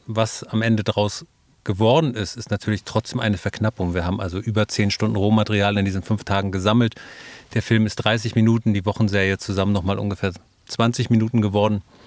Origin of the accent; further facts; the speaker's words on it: Neubrandenburg, Mecklenburg-Vorpommern, Germany; Also ich bin tatsächlich äh, gebürtiger Neubrandenburger, lebe da heute noch, arbeite da heute noch